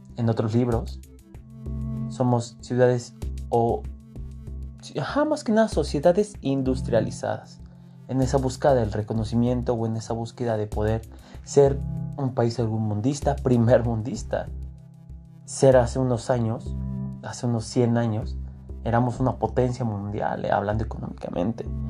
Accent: Mexico; Nosotros como mexicanos

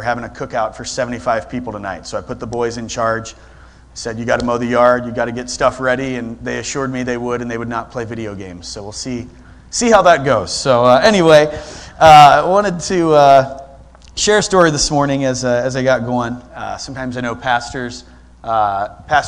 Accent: Sterling, Ohio, United States; moved away as an adult; also born or lived in Rittman, Ohio; now in Columbus, United States; I'm actually from Sterling, Ohio

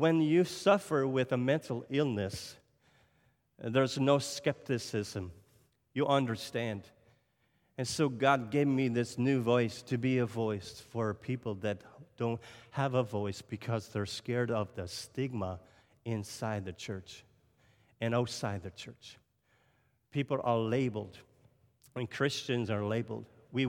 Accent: Nova Scotia, Canada; So if I sound French today, I'm not French. I don't speak French. I'm from Cape Breton Island. We have our own accent, you know.

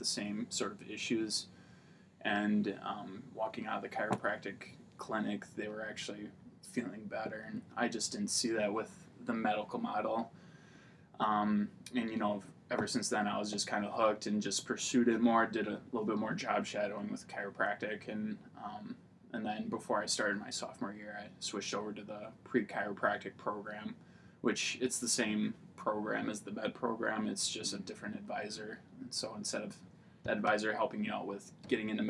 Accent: Tomah, Wisconsin, United States; also born or lived in La Crosse, Wisconsin; I grew up in Tomah, Wisconsin, graduated there in 2009

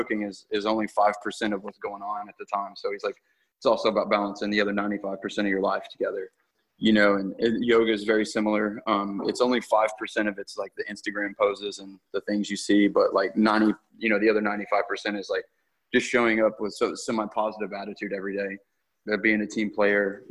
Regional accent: Fort Worth, Texas, United States; I'm from Fort Worth, Texas

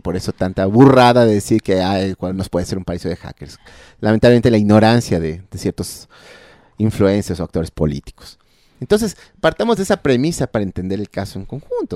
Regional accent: Ecuador; como ecuatorianos

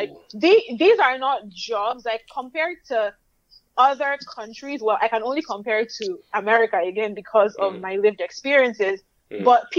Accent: Nigeria; accent: Nigerian; now in Boston, United States; growing up in Nigeria

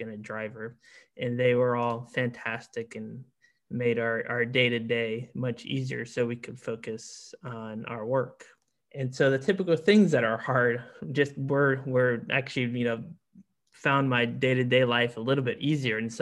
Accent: South Florida, United States; now in New Orleans, United States; I grew up in South Florida

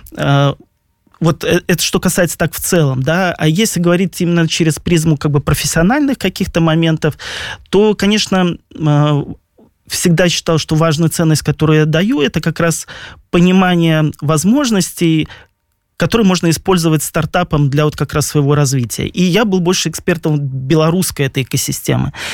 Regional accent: Belarus; moved away as an adult; now in Poland; мы, белорусы

